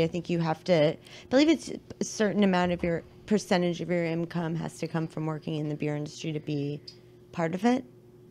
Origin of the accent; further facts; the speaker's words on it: Great Falls, Virginia, United States; moved away as an adult; now in Washington, D.C., United States; I grew up in Northern Virginia, beautiful Great Falls, Virginia. And I've been living in D.C. for, I think, 14 years, 15 years, something like that.